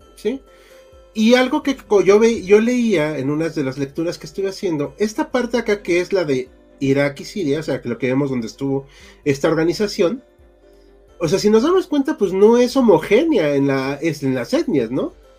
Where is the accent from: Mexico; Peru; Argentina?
Mexico; como mexicano en México